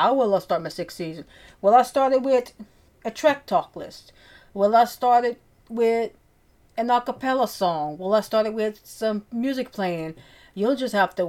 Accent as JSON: {"language": "English", "area": "Cajun", "region": "Louisiana", "country": "United States", "accent": "Cajun", "said": "my Cajun accent"}